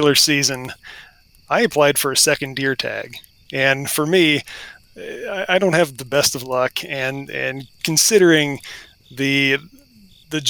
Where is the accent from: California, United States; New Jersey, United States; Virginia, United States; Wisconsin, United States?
Virginia, United States; Western; also born or lived in Southeast Washington; now in Washington, United States; I'm an Appalachian boy. While I might live out in the Pacific Northwest now, my roots are pretty deep in the deciduous forest and Western Virginia. And I grew up in a deer hunting family